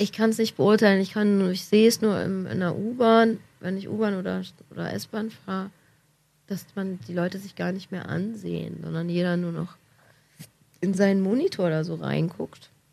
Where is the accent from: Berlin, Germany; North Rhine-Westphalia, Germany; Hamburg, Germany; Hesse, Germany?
Berlin, Germany; als Berliner